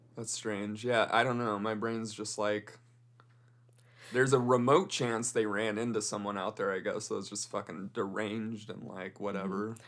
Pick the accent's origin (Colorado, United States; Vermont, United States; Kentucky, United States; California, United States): Colorado, United States; I'm from Colorado.